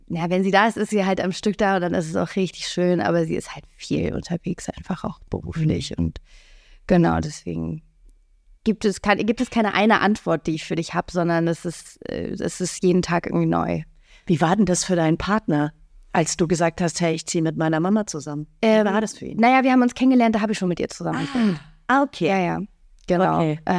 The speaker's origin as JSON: {"language": "German", "region": "Mecklenburg-Vorpommern", "country": "Germany", "tie": "born or raised there", "also_born_or_lived": "England / United States", "said": "ich hab den größten, größten Teil meiner Kindheit in England verbracht, mhm. ähm, habe aber keine familiäre Bindung zu England. Äh, mein Vater kommt aus Bayern, ich bin in Mecklenburg groß geworden, habe auch in den USA gelebt"}